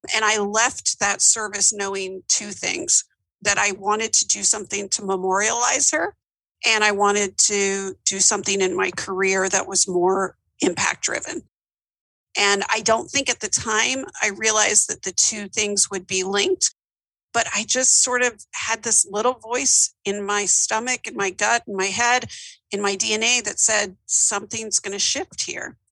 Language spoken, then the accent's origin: English; Atlanta, Georgia, United States; also born or lived in New York; now in Memphis, United States; I grew up in Atlanta, Georgia